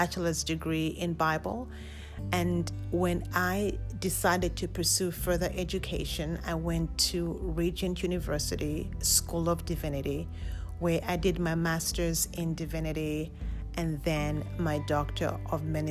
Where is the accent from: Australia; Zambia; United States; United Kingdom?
Zambia; Lusaka, Lusaka Province; I was born and raised in Lusaka, Zambia